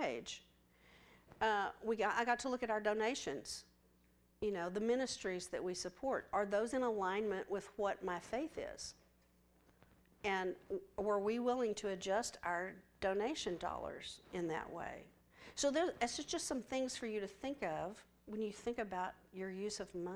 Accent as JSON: {"language": "English", "region": "West Texas", "country": "United States", "said": "I'm from West Texas"}